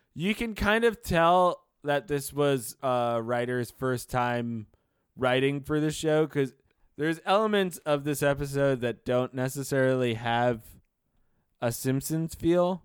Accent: New York City, New York, United States; growing up in Brooklyn, New York

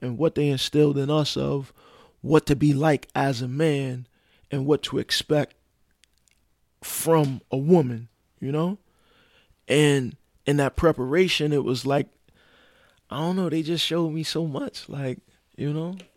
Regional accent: New York City, New York, United States; I'm from Brooklyn, New York, born and raised

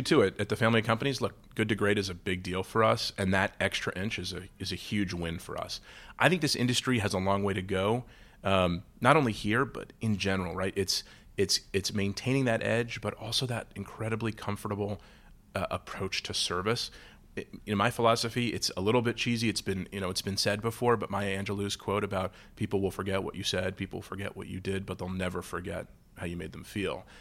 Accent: New York, United States; now in Detroit, United States; I'm a New Yorker

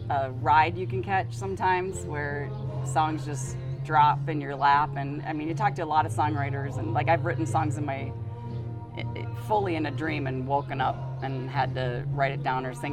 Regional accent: Hopkins, Minnesota, United States; moved away as an adult; now in Galena, United States; I grew up in the Twin City area, Hopkins

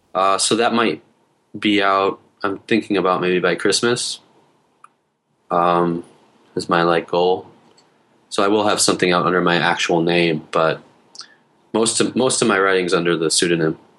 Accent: Detroit, Michigan, United States; moved away as an adult; also born or lived in Hamtramck; now in South Korea; I'm from Detroit

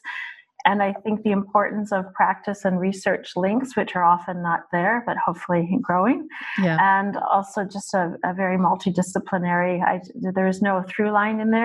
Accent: Halifax, Nova Scotia, Canada; moved away as an adult; also born or lived in Vancouver, Canada; now in Portugal; I'm actually from Halifax originally, and I have a Bachelor of Commerce in Management from St. Mary's University from Halifax, and then I moved to Vancouver

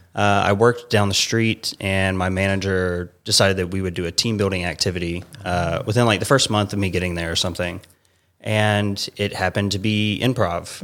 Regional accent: Savannah, Georgia, United States; moved away as an adult; also born or lived in Atlanta, Georgia; now in California, United States; originally from Savannah, Georgia.

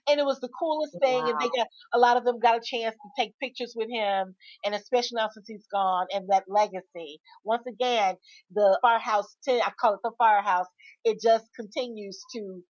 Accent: Memphis, Tennessee, United States; moved away; I'm originally from Memphis, but I left and I was gone for about 25 years. I came back

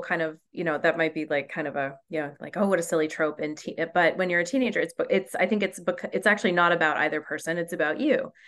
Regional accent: New Mexico, United States; growing up in New Mexico

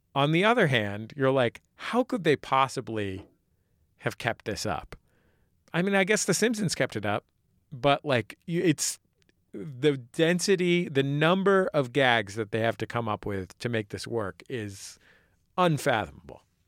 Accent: San Francisco, California, United States; moved away; a native San Franciscan myself

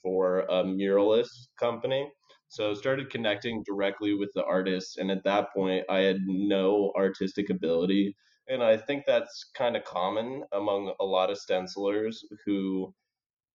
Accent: Portland, Oregon, United States; moved away as an adult; also born or lived in Bogota, Colombia; I grew up in Portland, Oregon, where there's just so much greenery

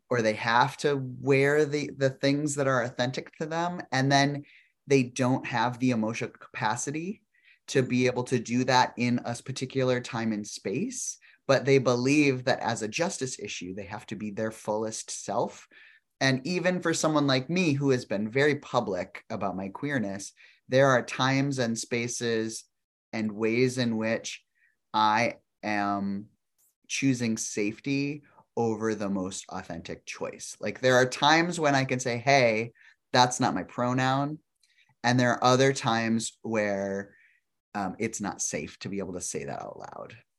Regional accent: South Dakota, United States; I grew up in South Dakota

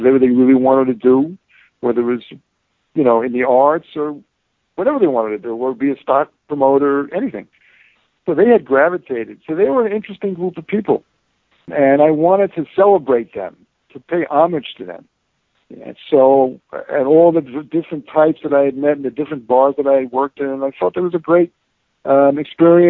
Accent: New York City, New York, United States; also born or lived in Bronx / Brooklyn; living in New York and growing up in New York, the paranoia, street paranoia

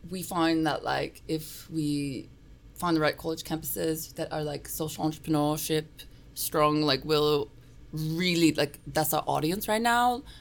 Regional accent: New York, United States; born there; also born or lived in Australia; I was born. I was born here in New York.

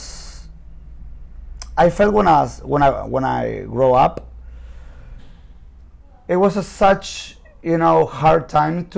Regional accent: Buenos Aires, Argentina; English is a second language; I'm from Buenos Aires, Argentina.

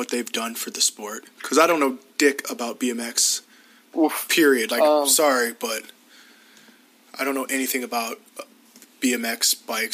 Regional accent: South Dakota, United States; I'm from South Dakota

